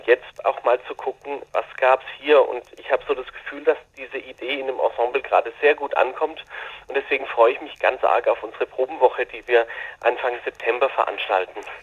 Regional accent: Baden-Württemberg, Germany; hier bei uns in Württemberg

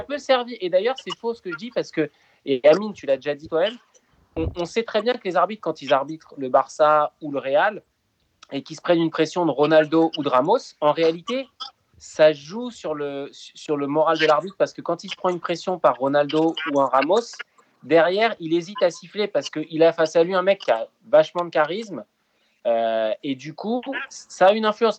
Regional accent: France; En tant que Français

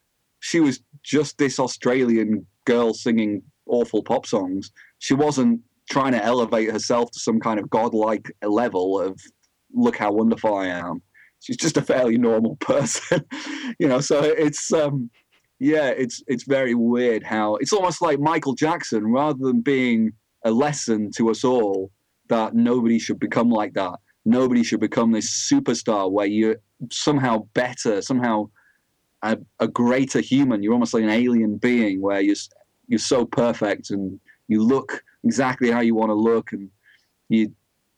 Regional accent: Blackpool, North West England, United Kingdom; I'm from Blackpool, so I know loads of comedians

